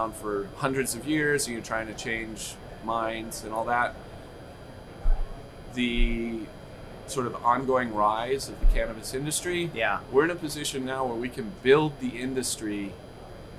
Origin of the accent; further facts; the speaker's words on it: New Mexico, United States; also born or lived in Michigan / Colorado / Texas; now in Denver, United States; I was born in Michigan, grew up in New Mexico